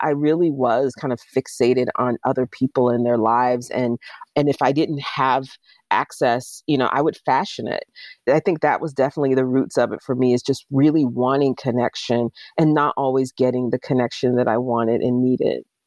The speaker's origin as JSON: {"language": "English", "town": "Jacksonville", "region": "Florida", "country": "United States", "tie": "born or raised there", "moved": "as an adult", "lives_now": "Pittsburgh, United States", "said": "my hometown in Jacksonville, Florida"}